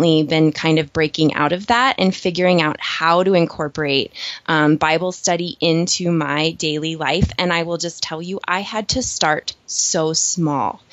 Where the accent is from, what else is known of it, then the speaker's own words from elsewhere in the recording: South Dakota, United States; I am a South Dakota girl, so I was raised in the Midwest